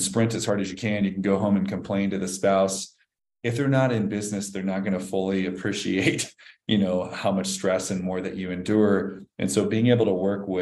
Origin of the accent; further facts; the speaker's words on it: Nebraska, United States; moved away; I grew up in Nebraska, and you know, my dad and I finished off basements